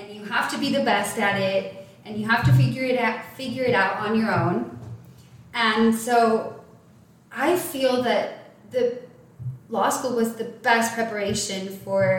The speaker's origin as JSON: {"language": "English", "town": "El Paso", "region": "Texas", "country": "United States", "tie": "born or raised there", "moved": "yes", "said": "I grew up in El Paso, Texas."}